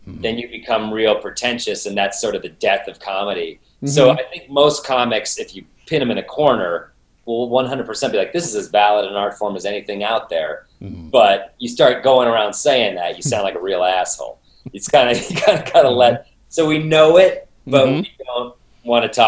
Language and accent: English; Denver, Colorado, United States; I'm from Denver.